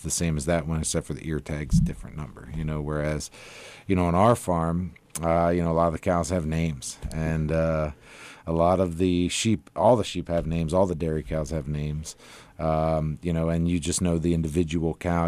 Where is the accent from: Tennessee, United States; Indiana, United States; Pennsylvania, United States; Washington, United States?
Pennsylvania, United States; moved away; we're originally from Pennsylvania